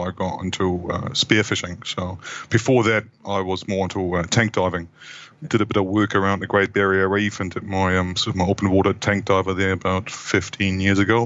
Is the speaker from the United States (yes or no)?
no; Hamburg, Germany; moved away as an adult; also born or lived in Wellington, New Zealand; now in New Zealand; originally from Hamburg in Germany, uh, that's where I grew up.